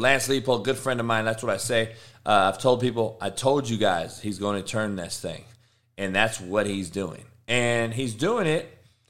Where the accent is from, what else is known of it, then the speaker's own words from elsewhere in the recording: Compton, California, United States; I'm from Compton, homie.